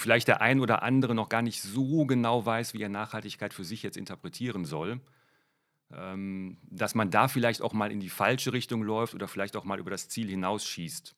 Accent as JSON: {"language": "German", "country": "Germany", "said": "bei uns in Deutschland"}